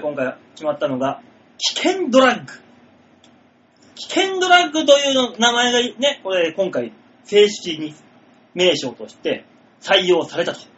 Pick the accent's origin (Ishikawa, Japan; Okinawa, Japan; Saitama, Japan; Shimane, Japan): Shimane, Japan; moved away; 島根から来たから